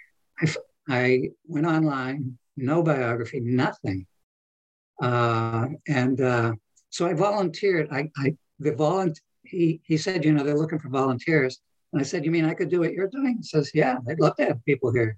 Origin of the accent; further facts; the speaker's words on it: New England, United States; moved away; My wife and I, we're from New England originally